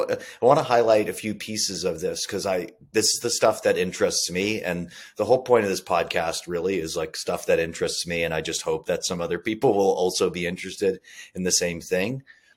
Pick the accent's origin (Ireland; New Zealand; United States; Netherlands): United States; Massachusetts; I grew up in Massachusetts, in the United States